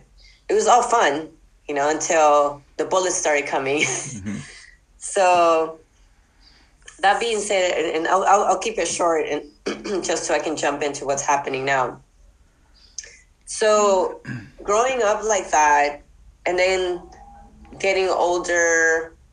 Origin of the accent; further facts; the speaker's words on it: Los Angeles, California, United States; I grew up in Boyle Heights and East